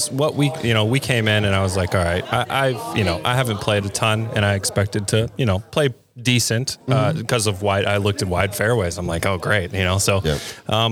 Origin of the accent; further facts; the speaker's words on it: Boardman, Ohio, United States; we grew up in Youngstown, Ohio, Boardman, Ohio specifically